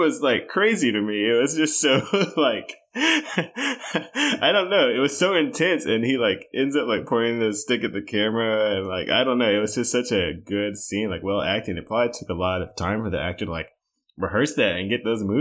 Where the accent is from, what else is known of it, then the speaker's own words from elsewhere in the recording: Texas, United States; I'm from Texas